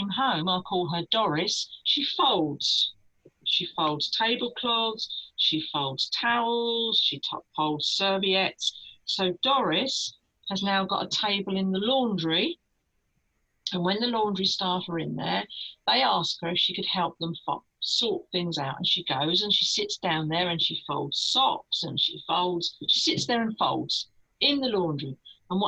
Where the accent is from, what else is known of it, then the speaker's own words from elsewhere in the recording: United Kingdom; We're very British